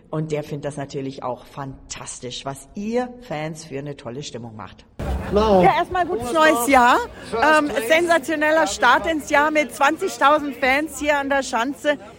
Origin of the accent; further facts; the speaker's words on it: Poland; Wir kommen aus Polen auf jeden Fall. Ja, mussten wir dabei sein.